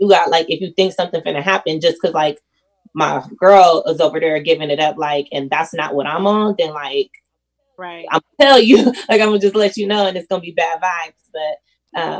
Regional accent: Oakland, California, United States; now in Michigan, United States; I grew up in like Oakland

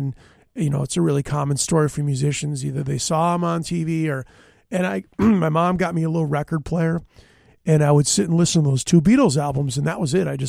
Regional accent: Stillwater, Minnesota, United States; born or raised there

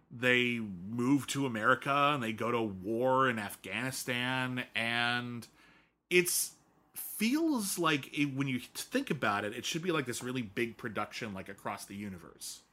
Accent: Scotland, United Kingdom; moved away; being Scottish

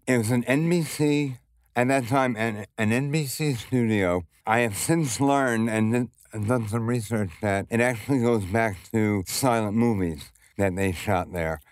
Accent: New York City, New York, United States; growing up in Brooklyn, for me at least, I never had to leave.

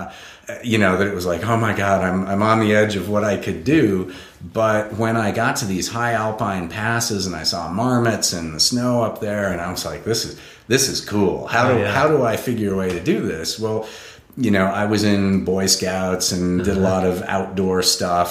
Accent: Portland, Oregon, United States; also born or lived in Berkeley, California; now in Colorado, United States; born in Berkeley, grew up in Portland, Oregon, always in sight of Mount Hood

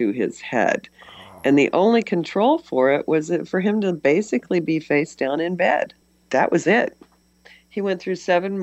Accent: West Central Missouri, United States; I'm from West Central Missouri

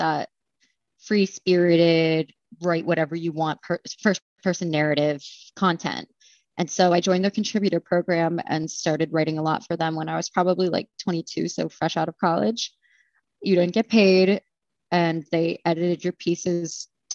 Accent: Danville, Pennsylvania, United States; moved away as an adult; now in Philadelphia, United States; Danville, Pennsylvania. It is a blip on the map. So small, 5,000 people or less

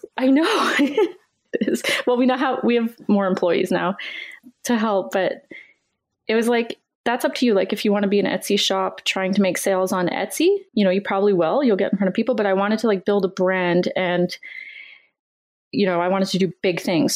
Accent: Canada; I'm Canadian

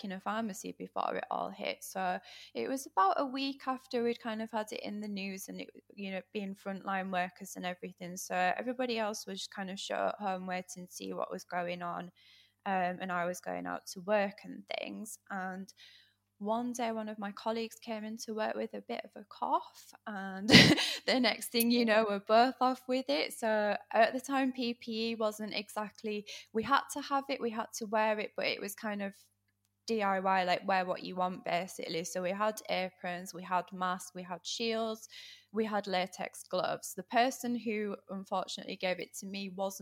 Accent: Yorkshire and the Humber, United Kingdom; I'm from Yorkshire.

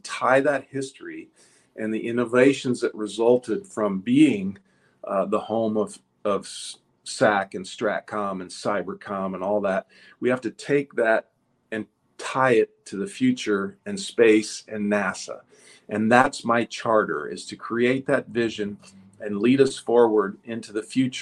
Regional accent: Ashland, Nebraska, United States; moved away as an adult; my hometown

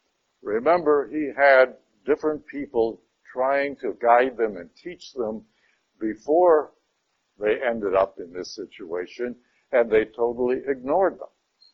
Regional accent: Detroit, Michigan, United States; moved away; I came from Detroit, Michigan, and if anybody told me I had to go back there, believe me, I would be very upset, you know. Even though I do have sisters and relatives living there yet, I do not want to go back to Detroit, Michigan.

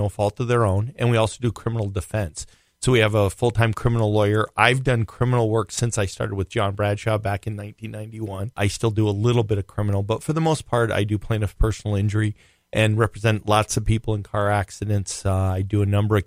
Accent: Rhode Island, United States; now in Minnesota, United States; I grew up in Rhode Island

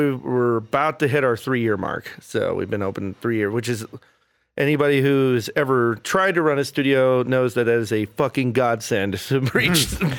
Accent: Austin, Texas, United States; moved away as an adult; also born or lived in College Station, Texas; now in Lubbock, United States; I'm originally from down South Texas. I was born in College Station, but I claim Austin as my hometown.

